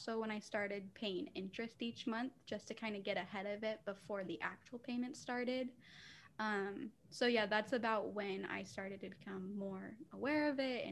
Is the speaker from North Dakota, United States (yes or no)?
no; St. George, Utah, United States; moved away as an adult; also born or lived in Arizona; I did actually go to a college in my hometown